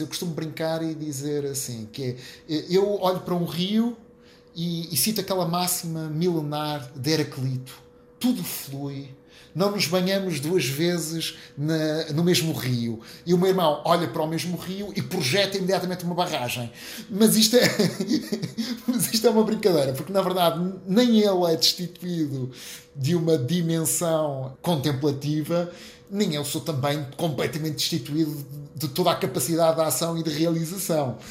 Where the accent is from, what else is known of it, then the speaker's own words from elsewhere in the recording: Maia, Norte, Portugal; also born or lived in Porto; nasci no Porto, mas os meus pais, muito cedo, uh, construíram uma casa numa localidadezinha do município da Maia, chamada Águas Santas, e, portanto, eu sou um suburbano